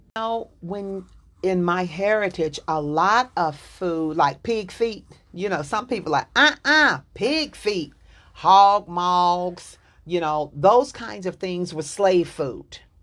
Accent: Dallas, Texas, United States; I'm from Dallas, Texas

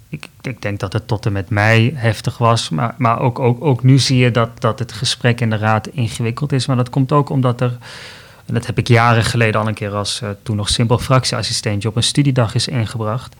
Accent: Tilburg, North Brabant, Netherlands; moved away; also born or lived in Amsterdam; ik ben opgegroeid in Zuid-Nederland, in Tilburg, maar ik heb gestudeerd bijvoorbeeld ook in Amsterdam

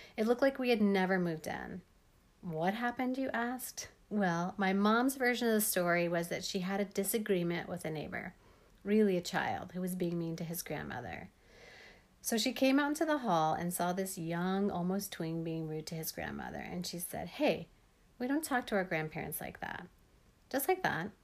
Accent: Denver, Colorado, United States; also born or lived in Leadville, Colorado; I grew up in Denver, Colorado

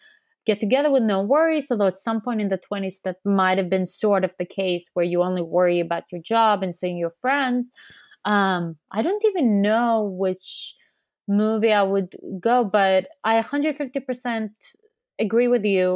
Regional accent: Israel; now in San Francisco, United States; I'm also from Israel. I also consider it home.

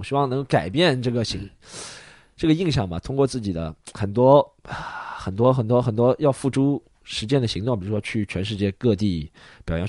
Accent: China; 那我觉得要我们还是亚裔里面一个分支嘛，是中国人，

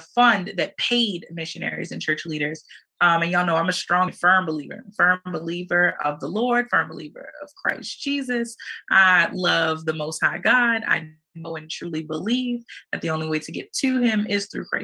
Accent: United States; I was born here. I was born on U.S. soil. I'm a U.S. citizen

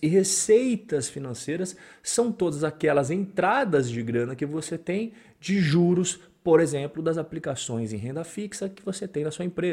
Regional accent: Brazil; aquelas lojas tradicionais que a gente cresceu vendo a Magalu no Brasil

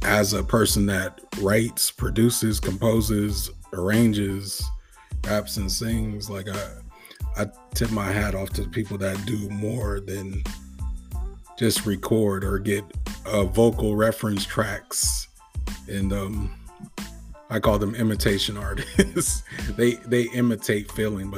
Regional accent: West Coast, United States; I'm from the West Coast

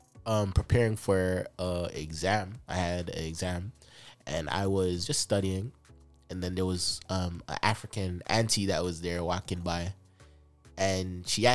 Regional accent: Jamaica; no, I'm Jamaican.

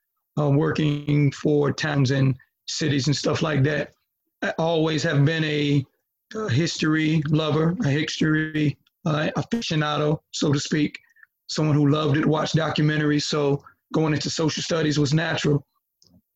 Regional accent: Halifax County, North Carolina, United States; I grew up in Halifax County, not Northampton

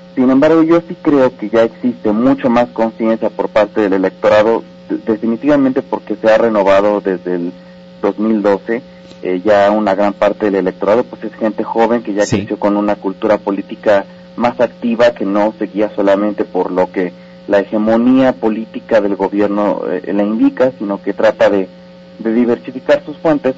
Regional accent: Mexico; como propio ciudadano como propio mexicano

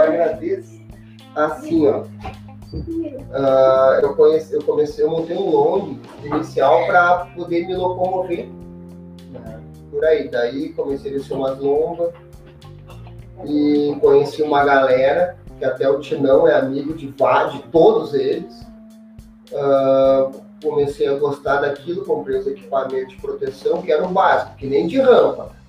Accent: Novo Hamburgo, Rio Grande do Sul, Brazil; eu sou de Novo Hamburgo

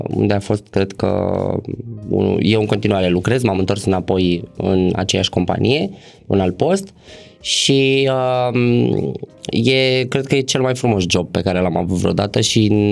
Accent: Bucharest, Romania; m-am născut și crescut în București

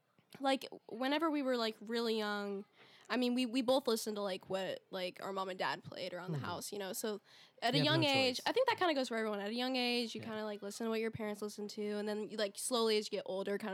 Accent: Texas, United States; whenever I tell people I'm from Texas, they're like, oh, so like, you live on a farm?

